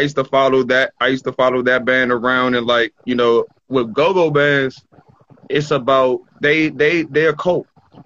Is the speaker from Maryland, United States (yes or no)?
yes; Bowie, Maryland, United States; Growing up in Bowie